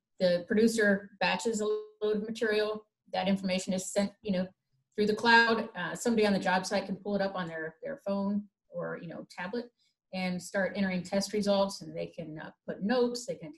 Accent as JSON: {"language": "English", "region": "Midwest", "country": "United States", "said": "being a Midwesterner myself"}